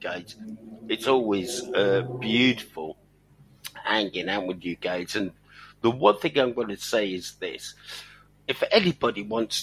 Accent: Welsh, Wales, United Kingdom; we're Welsh

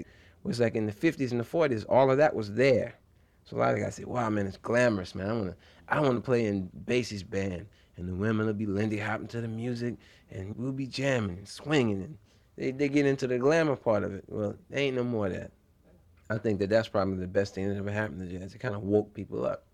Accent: New Orleans, Louisiana, United States; Growing up in New Orleans is unique.

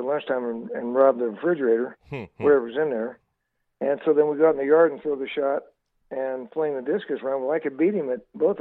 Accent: Delano, California, United States; also born or lived in Bakersfield; I was raised in Delano until I was in the eighth grade

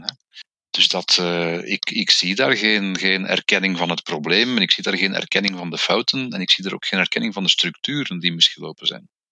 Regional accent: Flemish Brabant, Flanders, Belgium; ik ben een Vlaams-Brabander

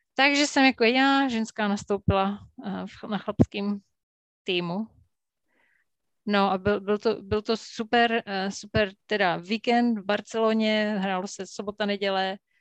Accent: Jeseník, Olomouc Region, Czechia; já jsem vyrůstala v Jeseníku na Kramerce

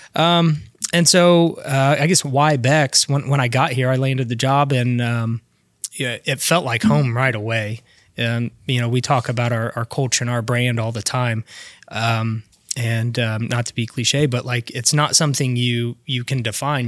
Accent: Alexandria, Indiana, United States; also born or lived in Elwood, Indiana / Eaton, Indiana; I was born in Alexandria, then lived in Elwood, um, through elementary school. I moved up to a little town called Eaton and went to Delta High

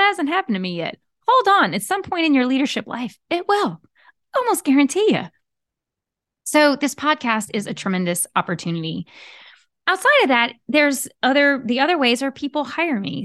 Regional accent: Southern Louisiana, United States; I am a Cajun girl from Southern Louisiana

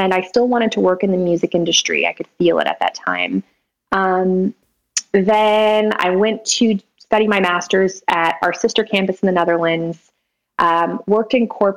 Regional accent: Sacramento, California, United States; also born or lived in Folsom, California; I'm from Sacramento, born and raised in Sacramento, and most of my life in a suburb of Sacramento called Folsom

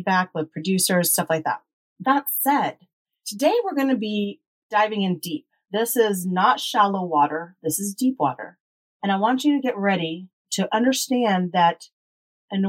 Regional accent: United States; We were brought up in the United States

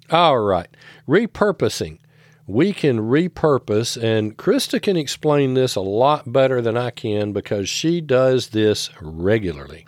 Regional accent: the South, United States; I grew up in the South

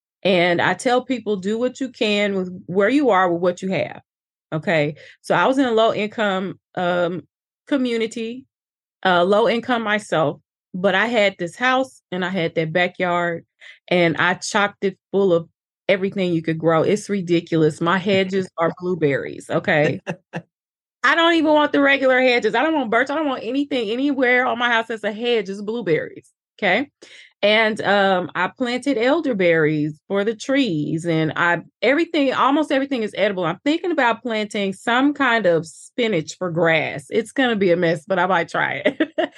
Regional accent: Little Rock, Arkansas, United States; also born or lived in East St. Louis; And I was born in East St. Louis, raised in Little Rock, Arkansas.

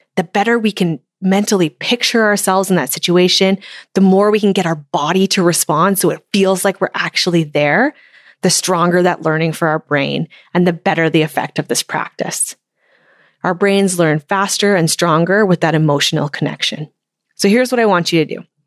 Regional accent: Canada; It's so much fun to cheer for my home country

